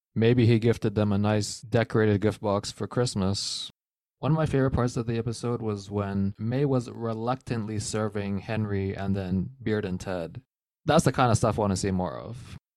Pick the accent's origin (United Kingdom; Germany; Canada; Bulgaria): Canada; As a Canadian